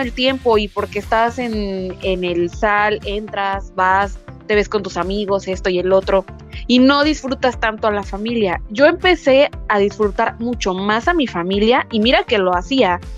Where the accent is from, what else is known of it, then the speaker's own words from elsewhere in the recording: Poza Rica, Veracruz, Mexico; now in Mexico City, Mexico; la casa de mis papás allá en Poza